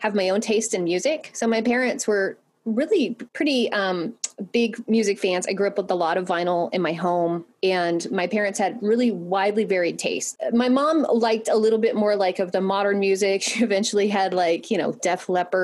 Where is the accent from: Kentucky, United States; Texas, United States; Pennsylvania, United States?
Texas, United States; Sweeny; I grew up in Texas